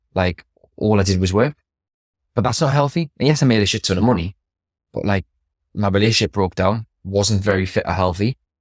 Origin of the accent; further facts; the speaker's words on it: Newcastle upon Tyne, North East England, United Kingdom; I grew up in Throckley.